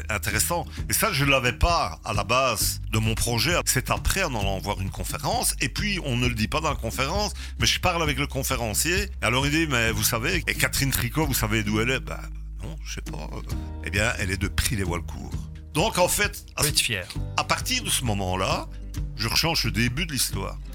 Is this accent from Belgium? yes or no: yes; Gerpinnes, Wallonia, Belgium; moi je suis de Gerpine.